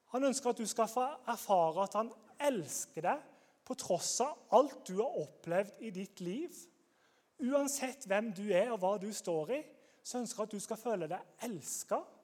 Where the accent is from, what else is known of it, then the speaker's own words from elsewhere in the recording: Grimstad, Agder, Norway; Jeg er fra Grimstad.